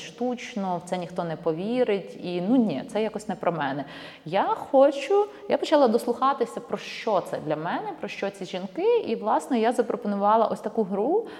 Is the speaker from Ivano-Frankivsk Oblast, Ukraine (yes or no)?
yes; Ivano-Frankivsk, Ivano-Frankivsk Oblast, Ukraine; Я з Івано-Франківська